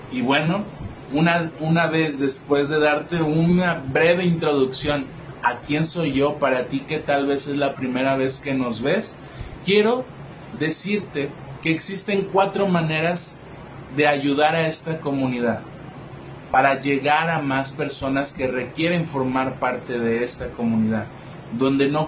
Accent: Colima, Mexico; por parte de la Universidad de Colima, de donde yo soy, del estado de Colima, aquí en México.

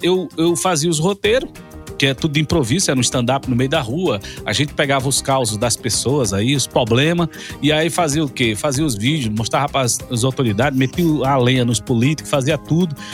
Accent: Porto Velho, Rondônia, Brazil; moved away as an adult; now in Goiás, Brazil; eu sou de Porto Velho, Rondônia, eu não sou nordestino, eu sou do norte do Brasil

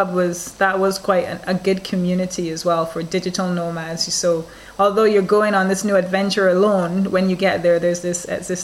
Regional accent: Barbados; Barbados, my home country

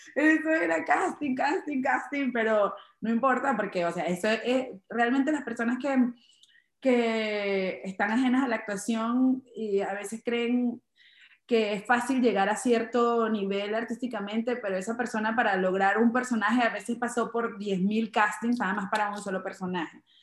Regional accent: Chaguaramas, Guárico, Venezuela; now in New York, United States; Es un pueblo pequeño eh, donde eh, estudié todas hasta mis 16 años

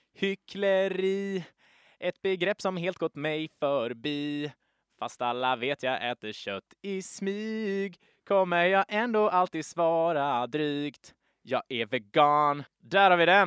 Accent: Gothenburg, Västra Götaland, Sweden; accent: broad Gothenburg dialect; vi är två göteborgare här nu som pratar på tok för bred göteborgska

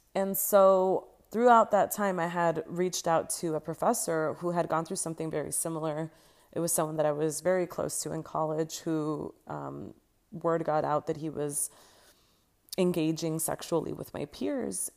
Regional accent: Los Angeles, California, United States; moved away as an adult; now in Barcelona, Spain; I was raised in Los Angeles, California, born and raised in San Fernando Valley.

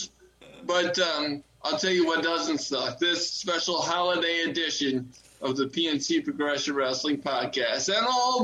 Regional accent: United States; I'm American.

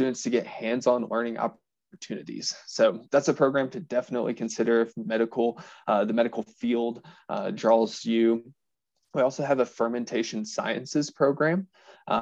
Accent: Southeast Missouri, United States; moved away as an adult; also born or lived in Western Kentucky; now in Fort Collins, United States; I'm originally from Southeast Missouri

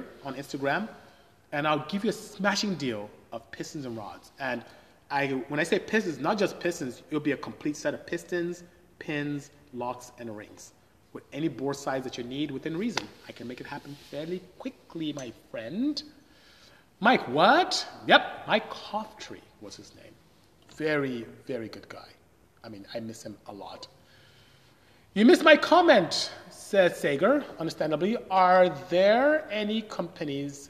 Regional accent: Nigeria; moved away as an adult; I am Nigerian. I'm from West Africa. My tribe is Igbo. I speak Igbo fluently. And came here to study engineering and ended up staying

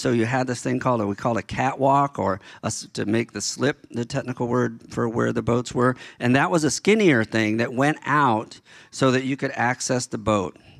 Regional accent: Baltimore, Maryland, United States; moved away; when I was a kid growing up in Baltimore

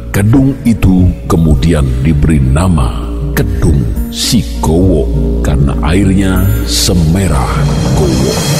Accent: Java, Indonesia; Sebagai orang Jawa

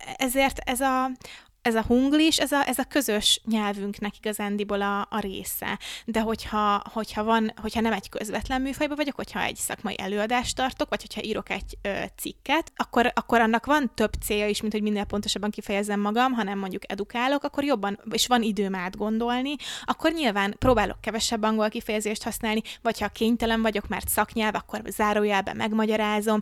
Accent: Hungary

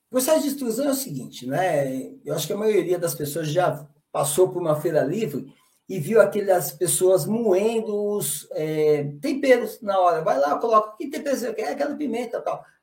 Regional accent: São Paulo, Brazil; Cara, eu sou lá de São Paulo, do interior

